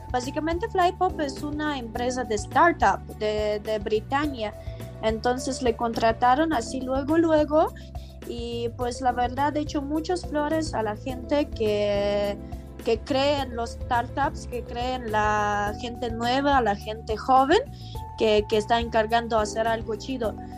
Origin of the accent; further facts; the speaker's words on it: Ukraine; Spanish is a second language; now in Mexico City, Mexico; Yo soy de país muy lejano, literal, de otro lado del mundo, que se llama Ucrania